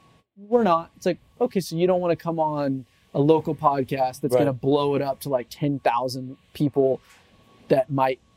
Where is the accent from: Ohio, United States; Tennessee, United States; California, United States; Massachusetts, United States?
California, United States; Central Valley, Northern; I come from the Central Valley of Northern California. It's a farm town.